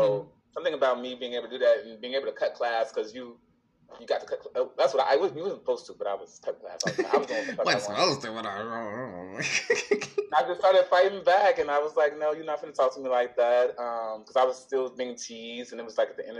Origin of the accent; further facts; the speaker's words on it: Chicago, Illinois, United States; I was born and raised in the South Side of Chicago